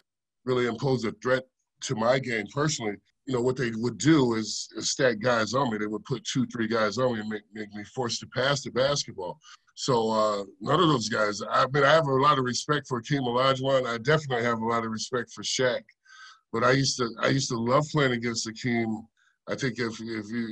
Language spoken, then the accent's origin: English; Indiana, United States; I'm a kid from Indiana who grew up about an hour outside of Chicago